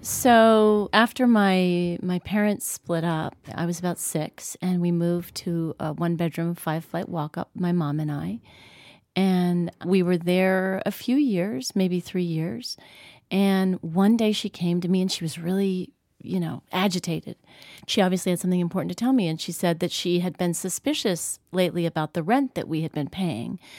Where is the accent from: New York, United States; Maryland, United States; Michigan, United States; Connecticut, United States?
New York, United States; I grew up in New York